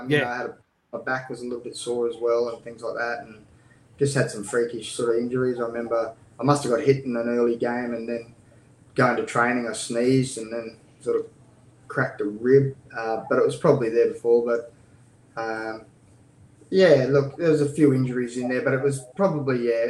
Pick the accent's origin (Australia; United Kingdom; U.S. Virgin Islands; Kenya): Australia; Blackwater, Queensland; moved away; I'm a kid from Blackwater that was told I was too small as kids